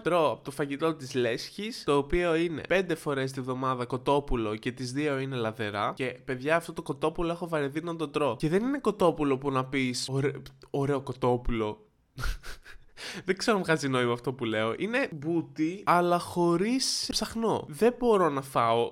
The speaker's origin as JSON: {"language": "Greek", "town": "Kavala", "region": "Eastern Macedonia and Thrace", "country": "Greece", "tie": "born or raised there", "said": "ήθελα να είμαι γνωστό στην πόλη μου, στην Καβάλα"}